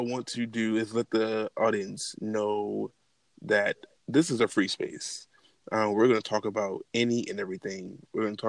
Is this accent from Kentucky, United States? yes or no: no; Baltimore, Maryland, United States; moved away as an adult; now in Atlanta, United States; I'm not originally from Atlanta, I'm actually from Baltimore. I moved to Atlanta to pursue and get my photography business off the floor and ground. And here I am, been here almost 3.5 years.